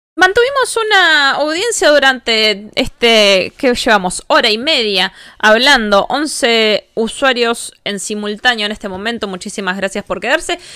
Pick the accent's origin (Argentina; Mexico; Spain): Argentina